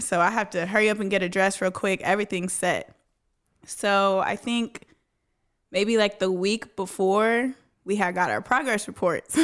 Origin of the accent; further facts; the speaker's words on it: Dallas, Texas, United States; Born and raised in Dallas